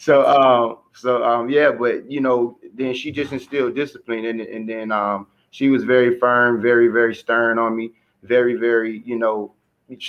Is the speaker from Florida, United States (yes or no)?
yes; Riviera Beach, Florida, United States; I'm from Riviera Beach, Florida, and I was blessed with a loving family